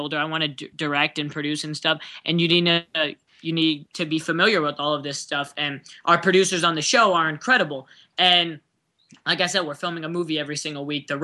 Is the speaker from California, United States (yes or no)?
yes; San Diego, California, United States; now in Los Angeles, United States; I grew up in San Diego area.